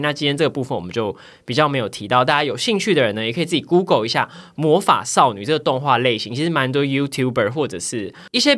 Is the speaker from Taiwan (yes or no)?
yes; southern Taiwan, Taiwan; 因为我们家是那种，我是男部的小孩嘛，然后就住透天处这样子